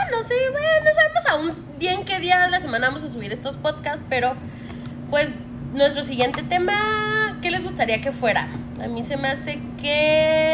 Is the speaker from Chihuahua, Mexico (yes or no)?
yes; Chihuahua, Mexico; somos de Chihuahua